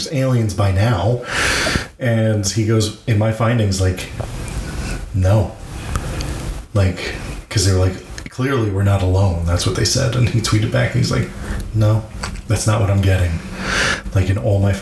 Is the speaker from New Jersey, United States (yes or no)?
no; Long Island, New York, United States; moved away as an adult; now in Dallas-Fort Worth, United States; We grew up on Long Island